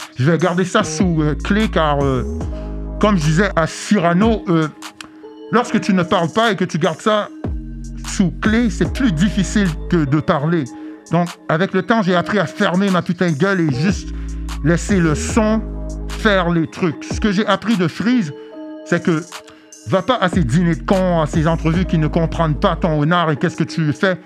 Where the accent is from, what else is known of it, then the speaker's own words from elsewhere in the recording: Montreal, Quebec, Canada; also born or lived in Queens, New York / Brooklyn, New York; je viens de Montréal